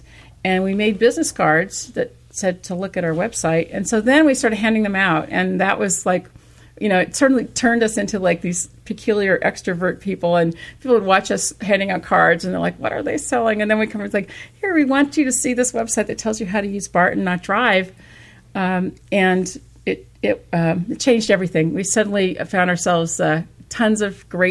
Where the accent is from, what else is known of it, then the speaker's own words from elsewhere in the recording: East Bay, California, United States; now in San Francisco, United States; I grew up in the East Bay